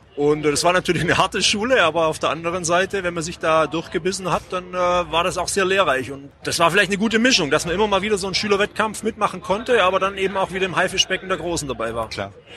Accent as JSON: {"language": "German", "town": "Mengen", "region": "Baden-Württemberg", "country": "Germany", "tie": "born or raised there", "moved": "yes", "lives_now": "Ulm, Germany", "said": "in Mengen, meiner Heimatstadt. Ja. Das äh, liegt im schönen Oberschwaben zwischen ganz grob äh, Sigmaringen und Bad Saulgau"}